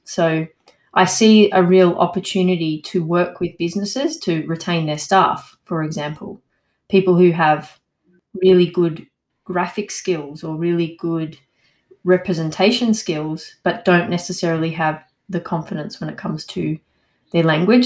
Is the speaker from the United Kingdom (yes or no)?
no; Australia; now in Montpellier, France; I'm an Australian